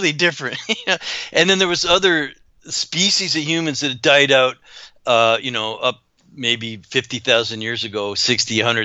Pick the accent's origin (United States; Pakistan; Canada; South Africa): Canada; I grew up in Canada